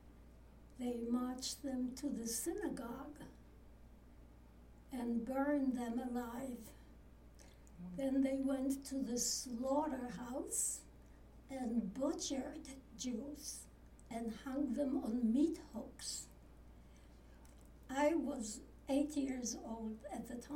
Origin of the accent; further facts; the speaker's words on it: 18 km from Auschwitz, Lesser Poland, Poland; moved away; I was born in Poland, actually 18 kilometers from Auschwitz